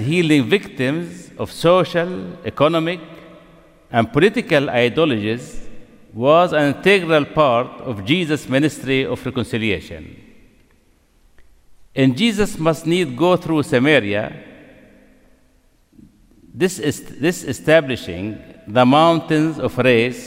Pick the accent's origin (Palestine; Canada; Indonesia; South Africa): Palestine; Nablus, West Bank; Nablus, my hometown